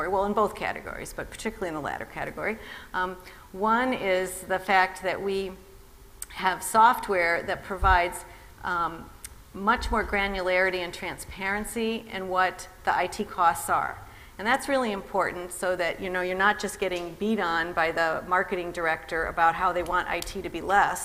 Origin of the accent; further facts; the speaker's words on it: Midwest, United States; now in California, United States; I grew up in the Midwest